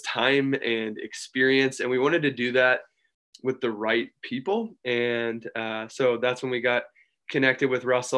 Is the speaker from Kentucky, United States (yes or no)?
yes; Louisville, Kentucky, United States; also born or lived in Los Angeles; now in Portland, United States; I was born and raised in Louisville, Kentucky